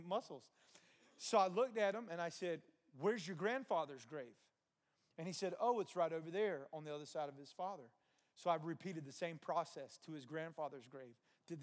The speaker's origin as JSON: {"language": "English", "region": "New Jersey", "country": "United States", "tie": "born or raised there", "moved": "yes", "said": "I grew up in New Jersey for a time."}